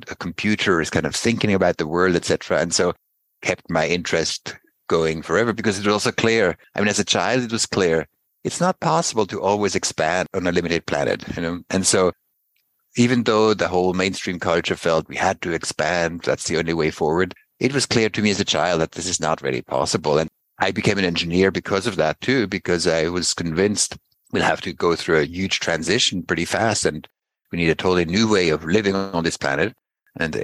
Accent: Basel, Basel-Stadt, Switzerland; I grew up in Basel

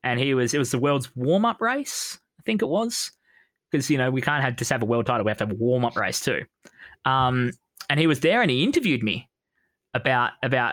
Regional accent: Australia; I'm Australian.

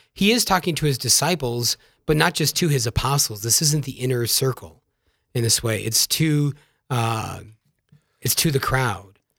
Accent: Yankton, South Dakota, United States; I'm virgin from South Dakota, from the town of Yankton. My widowed mom still lives there. Uh, great domestic church in which I was growing up

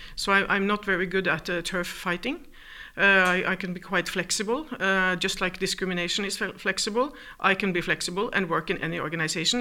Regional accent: Norway; moved away as an adult; also born or lived in New York; I'm from Norway

